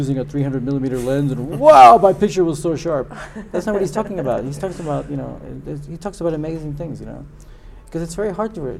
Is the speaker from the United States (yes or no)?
no; U.S.-Mexican border, Mexico; now in London, United Kingdom; I come from Mexico, and I grew up in the U.S.-Mexican border.